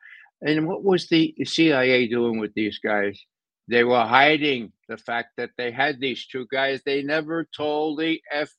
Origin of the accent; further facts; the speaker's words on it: New York, United States; I'm from New York.